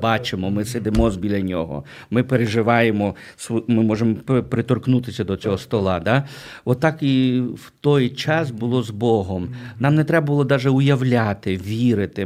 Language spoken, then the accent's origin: Ukrainian; Berdychiv, Zhytomyr Oblast, Ukraine; now in United States; я виріс в Бердичеві, в Житомирській області